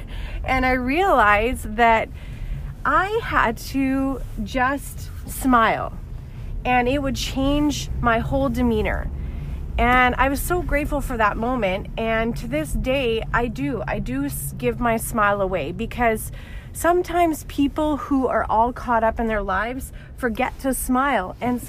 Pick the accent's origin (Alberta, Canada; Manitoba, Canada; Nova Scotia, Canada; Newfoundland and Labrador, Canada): Alberta, Canada; now in Toronto, Canada; So I just recently moved to Ontario and Toronto specifically, and I came from Alberta